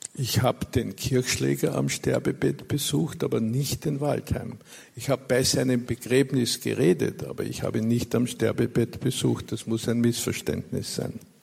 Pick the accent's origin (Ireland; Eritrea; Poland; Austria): Austria; Bei uns in Österreich